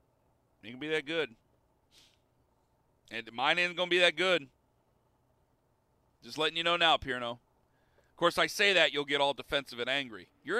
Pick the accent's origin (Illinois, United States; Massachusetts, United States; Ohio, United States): Ohio, United States; because I'm from Ohio.